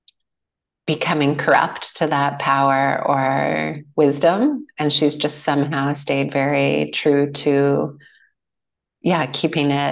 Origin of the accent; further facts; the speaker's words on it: Edmonton, Alberta, Canada; now in Qualicum Beach, Canada; growing up in Edmonton